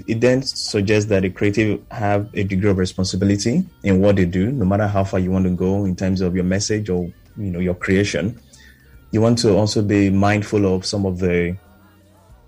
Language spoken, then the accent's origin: English; Nigeria; being Nigerian